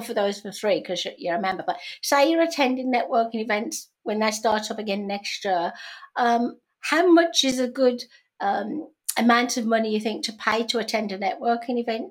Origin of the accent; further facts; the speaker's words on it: Birmingham, West Midlands, United Kingdom; moved away; in England, in Birmingham, my hometown